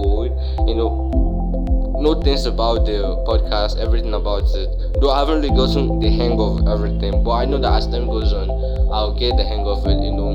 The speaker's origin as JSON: {"language": "English", "country": "Nigeria", "said": "I'm from Nigeria, you know, that's the western part of Africa"}